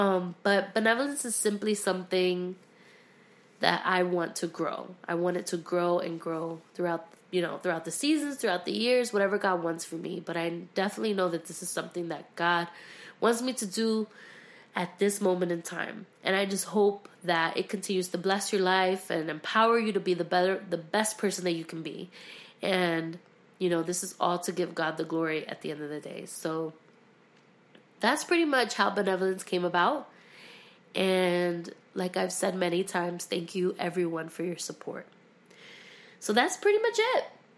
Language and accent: English; Philadelphia, Pennsylvania, United States; also born or lived in Miami; now in Orlando, United States; We started off in Philadelphia. I am from Philadelphia, Pennsylvania. And then we transitioned to Miami, Florida for ministry. And then we finally, like, hit it off in Orlando, Florida.